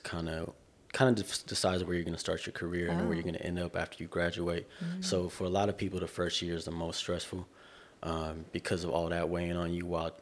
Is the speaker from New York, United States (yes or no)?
no; Corona, California, United States; now in Irvine, United States; I'm from the Inland Empire, Corona, California. Currently I live in Irvine.